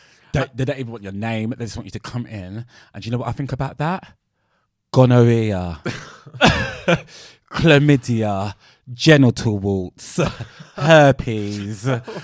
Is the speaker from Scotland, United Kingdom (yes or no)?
no; London, United Kingdom; accent: South London; I'm from South London.